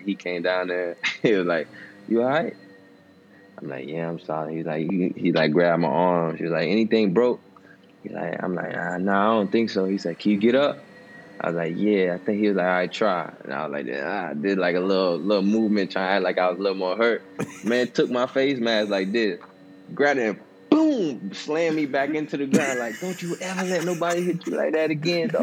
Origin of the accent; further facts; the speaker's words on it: Cincinnati, Ohio, United States; I was born in Cincinnati, Ohio